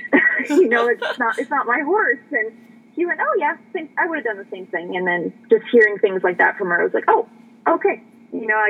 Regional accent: Canada; moved away as an adult; also born or lived in Texas / Arizona; now in United States; growing up in Canada

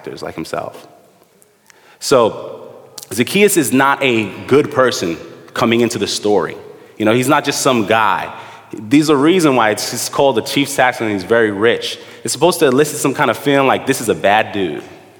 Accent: New York City, New York, United States; Me and my brother, we grew up in the Midwood area, Flatbush

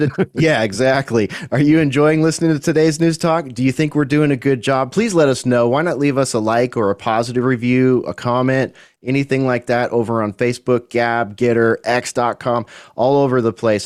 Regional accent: United States; As an American

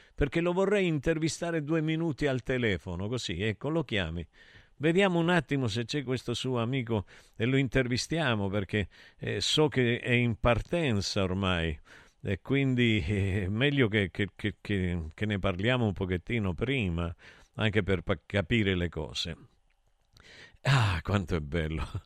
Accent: Taurianova, Calabria, Italy; mio paese di Taurianova

